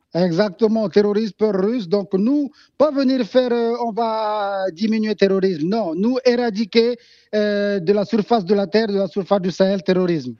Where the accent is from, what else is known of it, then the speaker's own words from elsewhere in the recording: Mali; en tant que Malien